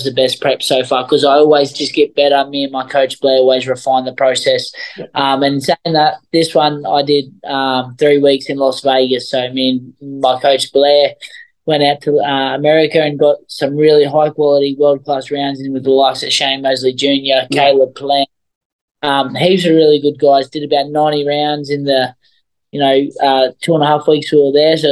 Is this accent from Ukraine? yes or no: no; Australia; being an Aussie